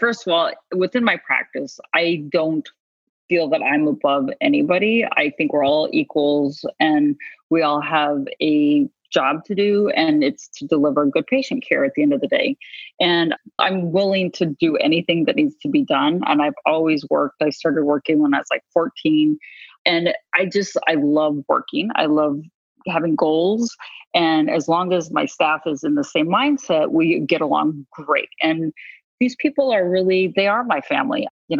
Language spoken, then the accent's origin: English; New Mexico, United States; also born or lived in Chicago / Oklahoma; I'm from New Mexico originally. And my mother moved to Oklahoma.